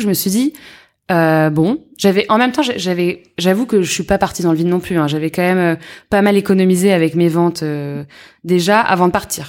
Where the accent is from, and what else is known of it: Yvelines, Île-de-France, France; born or raised there; also born or lived in Paris